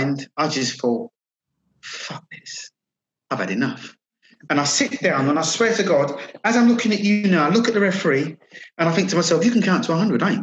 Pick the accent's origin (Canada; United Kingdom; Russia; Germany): United Kingdom; Croydon, London; I'm playing to like a full house of Croydon people now. I'm in my hometown.